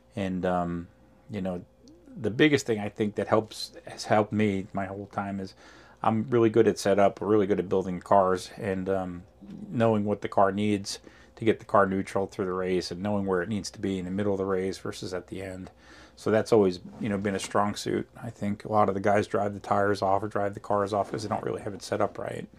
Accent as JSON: {"language": "English", "region": "New Jersey", "country": "United States", "moved": "yes", "lives_now": "Memphis, United States", "said": "originally from New Jersey"}